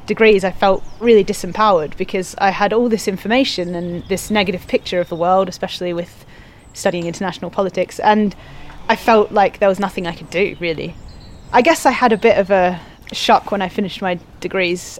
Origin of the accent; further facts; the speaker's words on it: Australia; moved away as an adult; now in Devon, United Kingdom; I came over from Australia to the UK